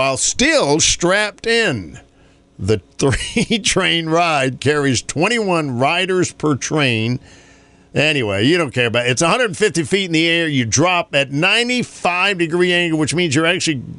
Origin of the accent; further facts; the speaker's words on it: North Carolina, United States; my home state of North Carolina